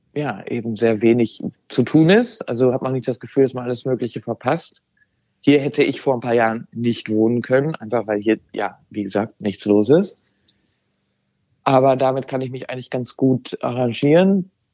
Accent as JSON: {"language": "German", "country": "Germany", "also_born_or_lived": "Amsterdam, Netherlands", "first_language": "German", "moved": "yes", "lives_now": "Noordwijk, Netherlands", "said": "Deutsch ist meine, wirklich meine Muttersprache und auch mein Mutterland"}